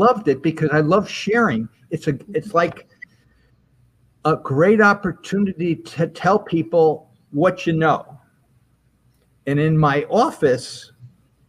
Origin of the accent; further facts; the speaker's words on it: Albany, New York, United States; moved away as an adult; I was from Albany, but I left to go to school for many, many years